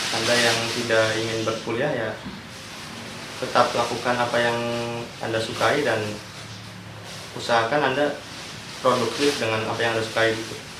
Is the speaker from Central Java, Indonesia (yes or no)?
yes; Cilacap, Central Java, Indonesia; asal dari Cilacap